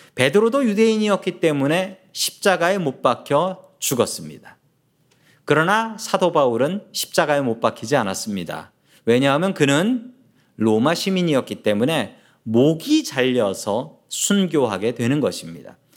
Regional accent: South Korea; now in United States; 저는 한국 사람입니다. 대한민국 사람이고

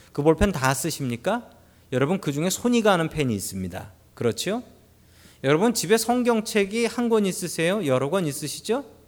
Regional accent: South Korea; now in United States

